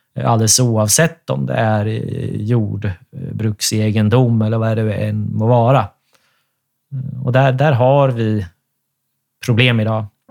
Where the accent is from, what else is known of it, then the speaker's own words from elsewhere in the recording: Sweden; Vi är ju svenskar allesammans